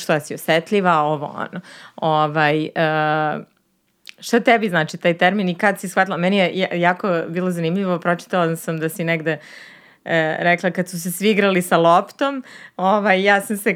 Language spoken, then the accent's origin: Croatian; Jagodina, Pomoravlje District, Serbia; moved away; ja kad sam bila mala i ja sam odrasla u Jagodini